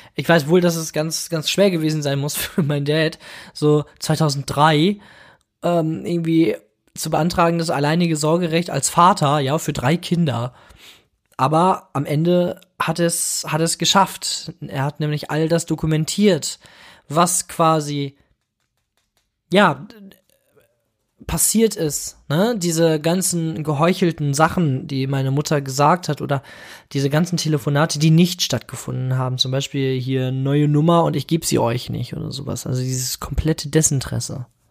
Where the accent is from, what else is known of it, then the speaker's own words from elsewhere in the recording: Bramsche, Lower Saxony, Germany; Ich bin geboren 1995 in Bramsche. Bramsche liegt nahe Osnabrück in Niedersachsen.